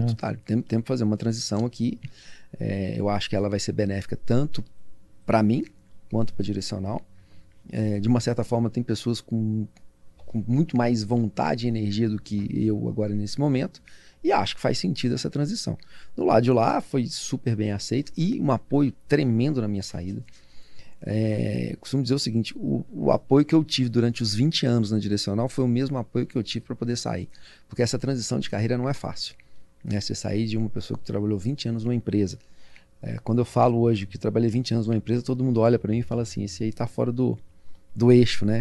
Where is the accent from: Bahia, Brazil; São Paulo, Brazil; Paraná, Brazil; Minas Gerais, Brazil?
Minas Gerais, Brazil; eu sou mineiro